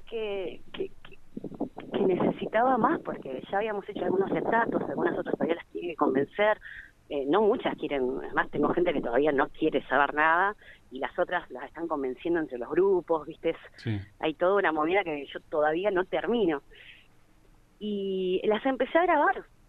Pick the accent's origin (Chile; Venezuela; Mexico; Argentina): Argentina; Río Gallegos, Santa Cruz; es para mi pueblo, y es para gallegos